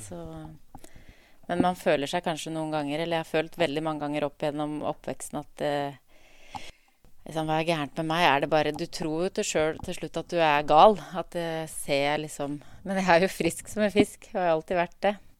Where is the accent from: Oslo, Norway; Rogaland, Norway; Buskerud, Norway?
Buskerud, Norway; Drammen; i oppveksten så vokste jeg opp på Åsia i Drammen